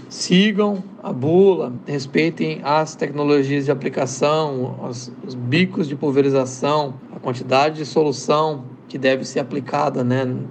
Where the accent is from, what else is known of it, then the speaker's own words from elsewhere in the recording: Brazil; moved away as an adult; now in United States; E como brasileiro, cientista aqui nos Estados Unidos